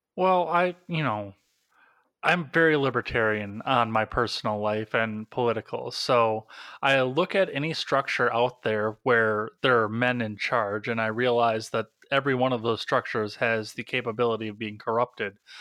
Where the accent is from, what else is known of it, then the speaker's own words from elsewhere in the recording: Wisconsin, United States; I'm from Wisconsin